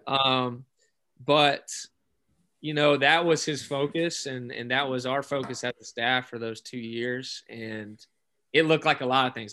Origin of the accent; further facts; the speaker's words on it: Alabama, United States; I grew up in Alabama.